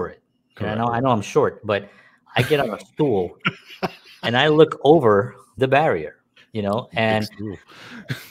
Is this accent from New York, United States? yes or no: yes; New York City, New York, United States; I was from the South Bronx